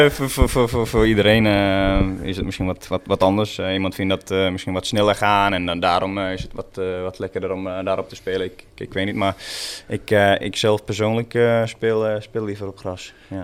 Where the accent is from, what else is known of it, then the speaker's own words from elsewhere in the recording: Porvoo, Uusimaa, Finland; first language Swedish; Dutch is a second language; now in Netherlands; Porvo, waar ik vandaan kom, eh, ligt eh, ongeveer een eh, ja, half uurtje, 40 minuutjes van, van Helsinki